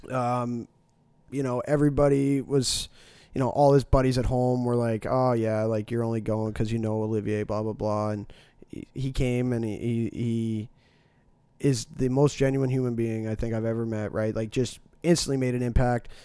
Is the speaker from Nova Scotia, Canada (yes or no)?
yes; Dartmouth, Nova Scotia, Canada; I'm originally from Dartmouth